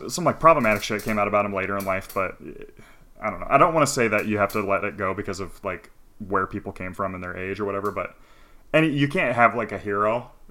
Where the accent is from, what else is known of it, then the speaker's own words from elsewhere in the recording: New York, United States; I grew up in New York. I was a weird nerdy kid.